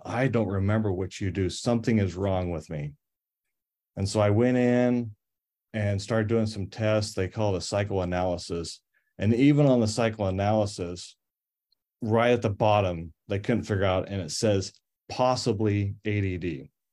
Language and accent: English; Cache Valley, Utah, United States; I grew up in Cache Valley